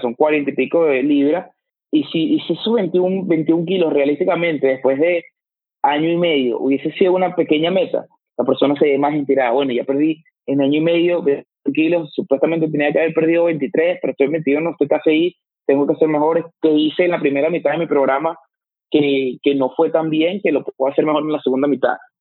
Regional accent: Venezuela; moved away as an adult; now in United States; tú y yo venimos de Venezuela y los dos estamos aquí en Estados Unidos

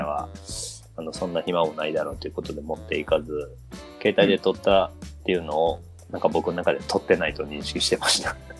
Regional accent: Osaka, Japan; 僕、大阪生まれで、もう小さい時から行ってるし

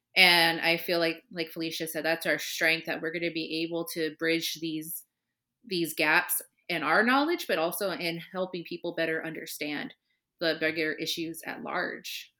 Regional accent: Southern California near Riverside, United States; moved away as an adult; now in Chicago, United States; I grew up in Southern California near Riverside

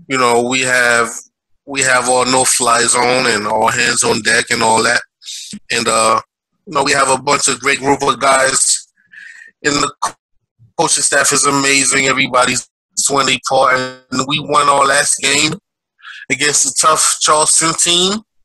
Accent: Haiti; now in Brooklyn, United States; I'm from Haiti. Um, I live in Brooklyn, New York.

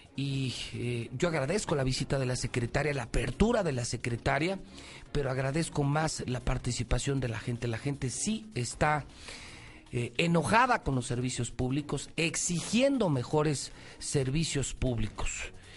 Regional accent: Mexico; por mi pueblo, por mi gente, por mi México

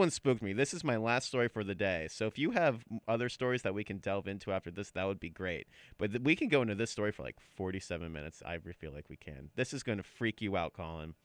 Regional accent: United States; as an American

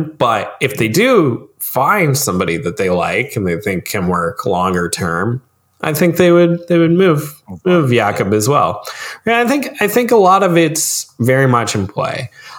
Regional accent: Canada; I'm gonna hope on the Maple-y, Canuck-y goodness of being a Canadian, right?

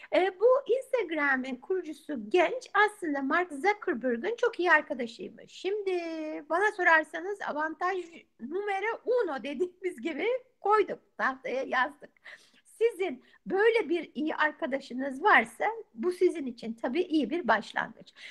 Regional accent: Turkey; also born or lived in Izmir; now in United States; Ben de senin gibi Türk'üm

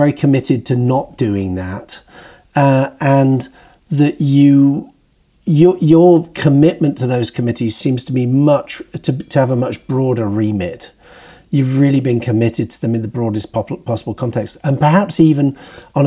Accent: United Kingdom; moved away as an adult; now in New York, United States; when I was growing up in Britain

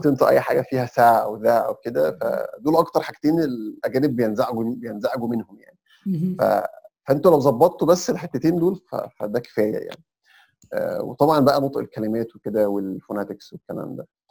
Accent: Egypt; احنا كمصريين

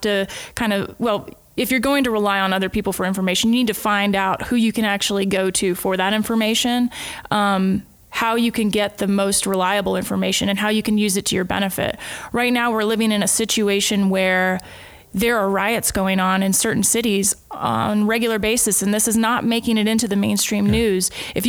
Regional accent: United States; The great benefit of doing this in the United States is I'm from the United States and I've lived in a lot of the states.

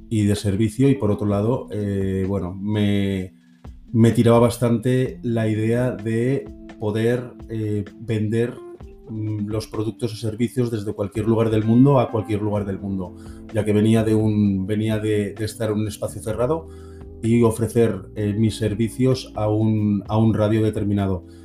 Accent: Barcelona, Catalonia, Spain; hola a todos … soy de Barcelona.

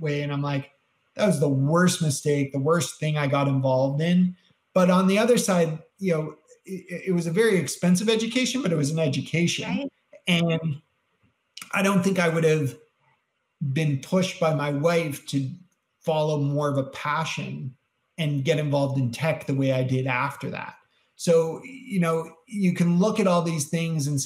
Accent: Canada; I'm Canadian.

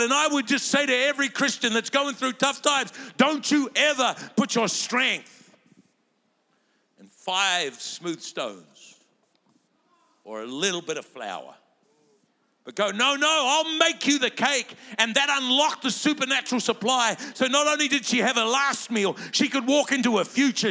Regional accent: Lower Hutt, Wellington, New Zealand; I was born in Lower Hutt, doesn't even make it to Upper Hutt

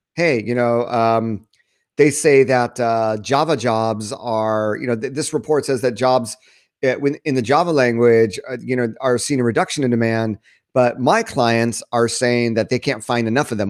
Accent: United States; moved away as an adult; also born or lived in Japan; I'm, I'm American

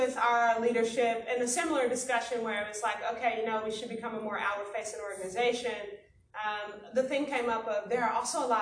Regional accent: Chicago, Illinois, United States; I am from Chicago, south side of the city

